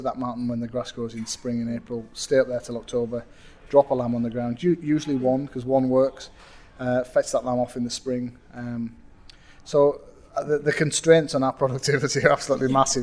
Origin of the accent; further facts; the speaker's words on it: Matterdale, Cumbria, North West England, United Kingdom; accent: northern; it's my northern accent